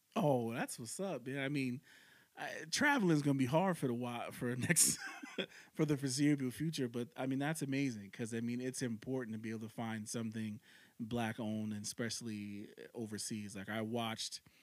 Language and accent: English; New York City, New York, United States; moved away as an adult; now in Nebraska, United States; I live in Nebraska, but I'm originally yeah. from New York City. So okay. and I grew up in New York City until I was 20 years old